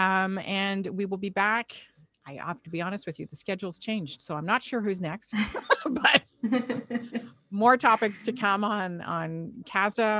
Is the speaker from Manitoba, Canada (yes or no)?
no; Montreal, Quebec, Canada; I'm born in Montreal.